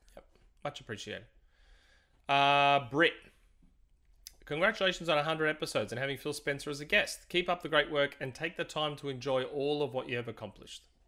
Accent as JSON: {"language": "English", "country": "Australia", "said": "I'm Aussie"}